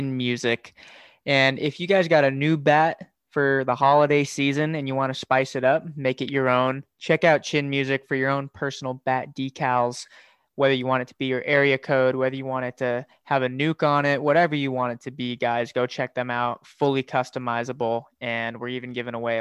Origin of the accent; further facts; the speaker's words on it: Las Vegas, Nevada, United States; I'm from Las Vegas